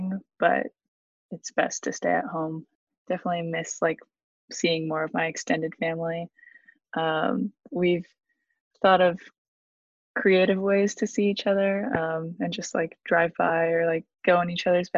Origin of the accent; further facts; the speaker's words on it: Southern California, United States; I'm from Southern California